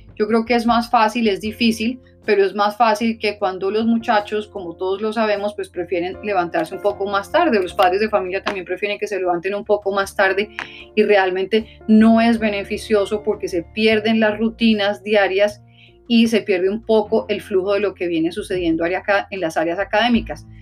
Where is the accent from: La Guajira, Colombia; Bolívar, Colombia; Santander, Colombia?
La Guajira, Colombia; also born or lived in Newark, New Jersey; now in New Jersey, United States; en el área de La Guajira, en Colombia, de donde soy originalmente